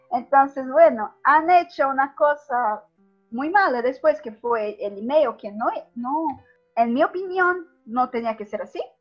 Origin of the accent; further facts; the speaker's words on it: Brazil; antes yo gritaba cosas como, no soy boliviano, soy brasileño, con rabia.